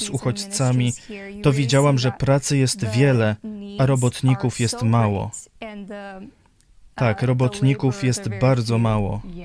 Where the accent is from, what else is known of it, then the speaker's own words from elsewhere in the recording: United States; also born or lived in Rivne, Ukraine; Po przeprowadzce do Stanów Zjednoczonych dorastałam